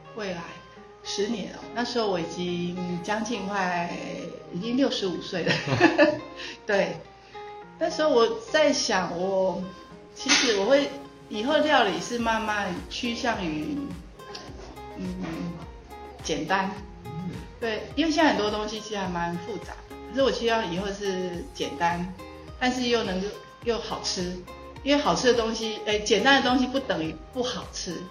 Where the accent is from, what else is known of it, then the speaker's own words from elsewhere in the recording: Changhua County, Taiwan; moved away as an adult; also born or lived in Tainan; now in Luye, Taitung, Taiwan; 我是出，在彰化出生，我家从小我们就是经营绵米厂，所以我是在米， 米队里面长大的